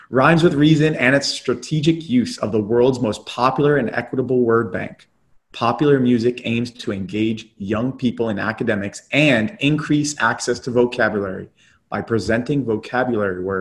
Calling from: Tampa, Florida, United States; So I'm calling in from Tampa.

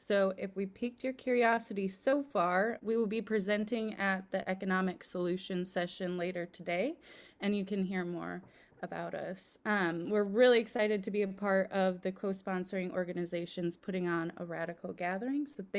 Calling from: Portland, Oregon, United States; I use they, them pronouns. I'm calling in from Portland, Oregon, also known as the Cowlitz and Clackamas land.

